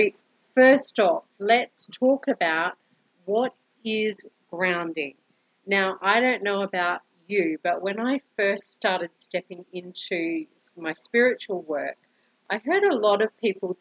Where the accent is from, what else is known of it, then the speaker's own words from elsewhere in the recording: Brisbane, Queensland, Australia; moved away as an adult; now in Colombia; I am originally from Brisbane, Australia, and have been living in Colombia for almost 2 years now